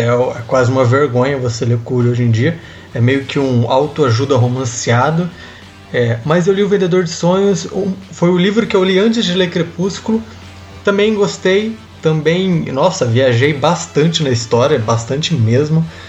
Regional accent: interior of Paraná, Brazil; moved away; eu venho do interior do Paraná, onde a cultura sertaneja é muito forte, né? A música sertaneja é muito forte. Então é, eu cresci na, ouvindo sertanejo

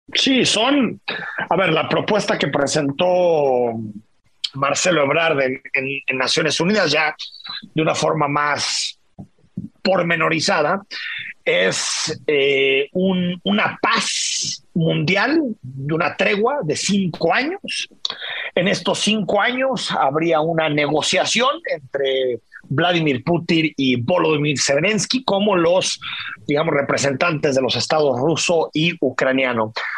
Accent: Mexico; somos los mexicanos

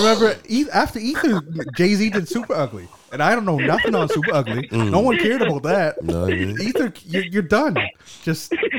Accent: Canada; I'm Canadian.

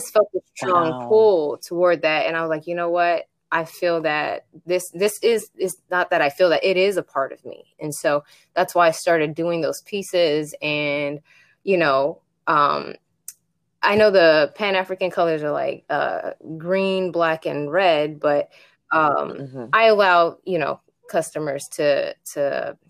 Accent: Japan; moved away; I grew up in Japan

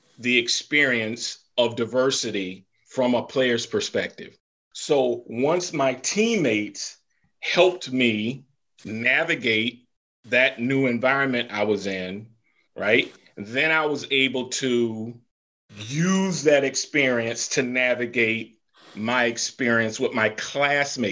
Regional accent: Florida, United States; moved away; I grew up in Florida, which in my book I described as the former Southern Confederate South

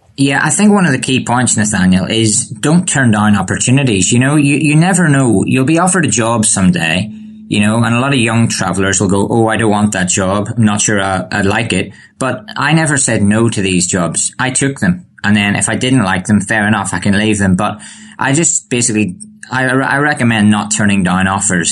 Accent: Bangor, Northern Ireland, United Kingdom; I'm from Northern Ireland

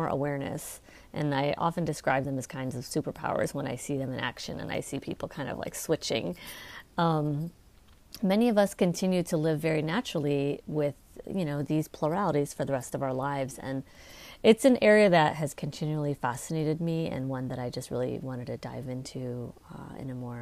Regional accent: Chicago, Illinois, United States; moved away; I'm originally from Chicago. My parents immigrated to the US from the south

